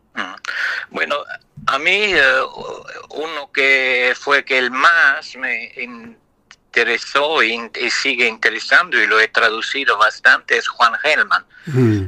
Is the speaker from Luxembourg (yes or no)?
yes; Luxembourg; first language Italian; Spanish is a second language; moved away as an adult; also born or lived in France; Yo soy de lengua materna italiana, pero nací en Luxemburgo